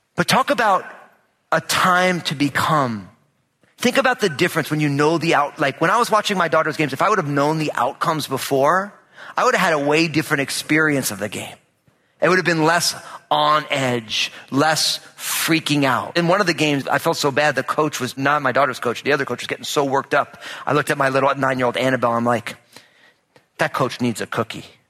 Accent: New Jersey, United States; moved away; I'm all Italian from New Jersey

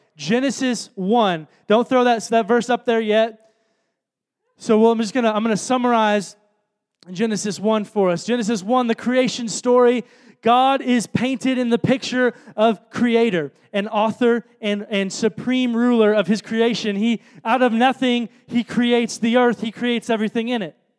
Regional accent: Chicago, Illinois, United States; moved away; I'm from Chicago

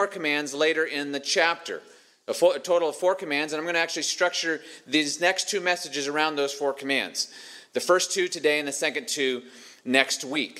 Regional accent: Montana, United States; where I grew up in Montana

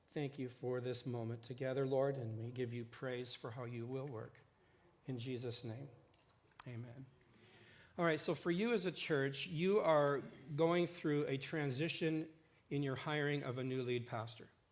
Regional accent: Port Rowan, Ontario, Canada; moved away as an adult; now in Saskatchewan, Canada; I grew up farming in Port Rowan with Jake, my dad.

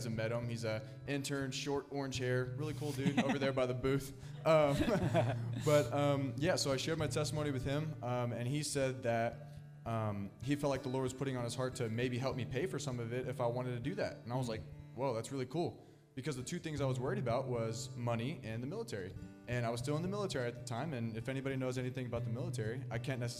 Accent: Wichita, Kansas, United States; I'm from Wichita, Kansas

